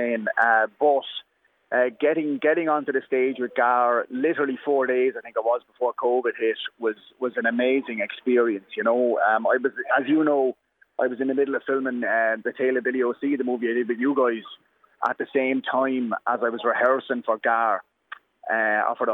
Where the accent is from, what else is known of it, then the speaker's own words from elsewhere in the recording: Waterford, Munster, Ireland; I'm coming over from Waterford